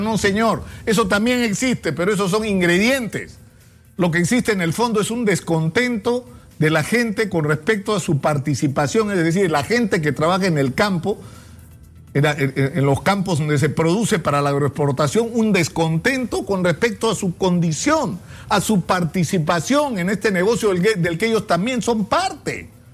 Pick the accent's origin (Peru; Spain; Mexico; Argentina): Peru; como peruanos